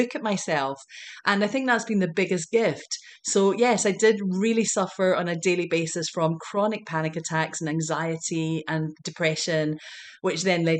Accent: Glasgow, Scotland, United Kingdom; moved away as an adult; now in United States; growing up in Glasgow, Scotland

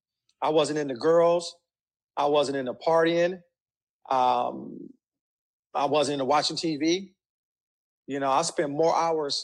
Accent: Compton, California, United States; I grew up in Compton to a single family.

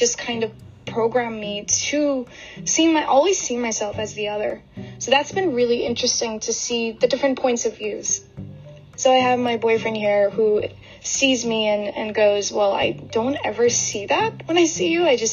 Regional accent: United States; also born or lived in Brooklyn, New York / New Jersey; I am Indian-American.

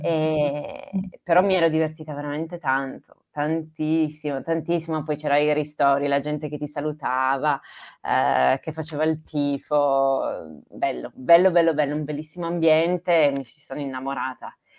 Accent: Turin, Piedmont, Italy; also born or lived in Trentino / Grugliasco / Bruino; io sono piemontese, Torino. Torino, ho vissuto fino ai 18, 20, sì, 20 anni insomma a Torino

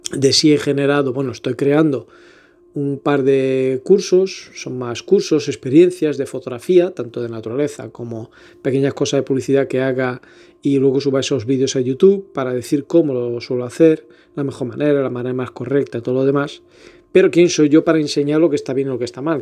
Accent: Elvas, Portalegre District, Portugal; moved away as an adult; also born or lived in Lisbon; now in Badajoz, Spain; Soy portugués de Lisboa, nacido y criado en Elvas, pero resido en Badajoz, Extremadura, España, hace ya muchos años, 14 si no me equivoco

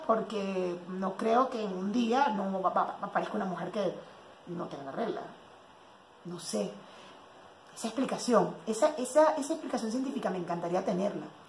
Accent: Cumaná, Sucre, Venezuela; moved away as an adult; now in Mexico; mi familia siempre decía, en Cumaná, porque yo soy de Cumaná

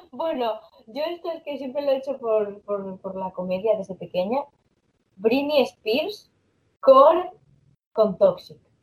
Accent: Asturias, Spain; yo soy de aquí de Asturias

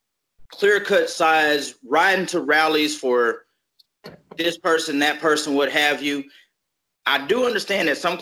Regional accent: Little Rock, Arkansas, United States; I grew up in Little Rock

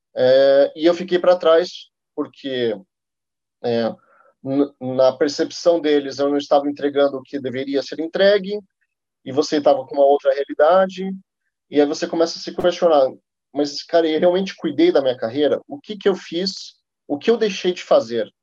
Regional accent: Curitiba, Paraná, Brazil; moved away as an adult; now in São Paulo, Brazil; Nascido em Curitiba, estou morando em São Paulo faz dois anos e meio

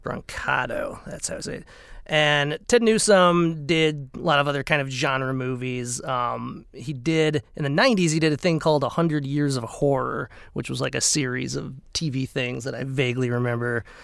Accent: Minnesota, United States; growing up in Minnesota

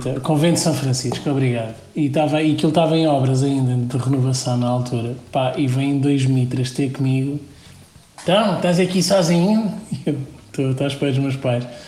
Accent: Condeixa-a-Nova, Coimbra District, Portugal; eu era de Condeixa

